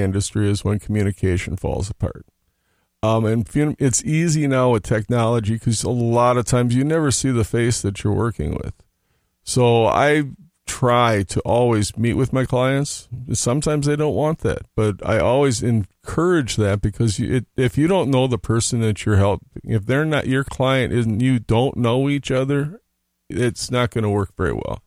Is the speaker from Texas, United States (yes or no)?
no; Hopkins, Minnesota, United States; also born or lived in Oklahoma; my folks moved back to Minnesota where right after I was born. I was raised in Hopkins